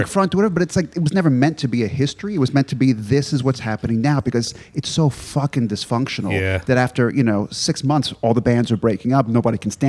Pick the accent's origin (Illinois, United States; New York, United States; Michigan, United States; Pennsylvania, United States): New York, United States; New York City; moved away as an adult; now in Los Angeles, United States; I grew up in New York. I grew up in Queens. And when I was 19, I moved to LA.